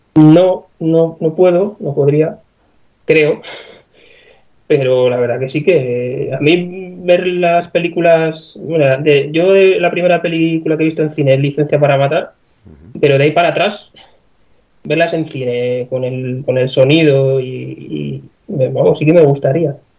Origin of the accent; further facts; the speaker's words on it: Segovia, Castile and León, Spain; Aquí en Segovia, yo soy de Segovia